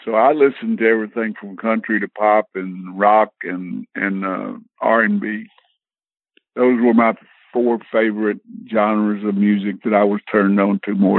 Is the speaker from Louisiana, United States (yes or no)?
yes; Shreveport, Louisiana, United States; moved away as an adult; also born or lived in Tennessee; I am from Shreveport, Louisiana. Born, raised there, and my music, all the music things started there and migrated to Tennessee in 1961.